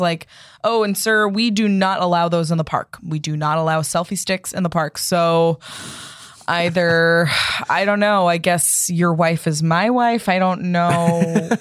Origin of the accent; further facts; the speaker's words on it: East Coast, United States; I'm from the East Coast